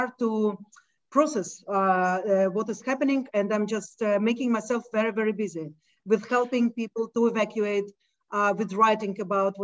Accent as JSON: {"language": "English", "region": "Moscow", "country": "Russia", "tie": "born or raised there", "moved": "yes", "lives_now": "Israel", "said": "I grew up in Moscow"}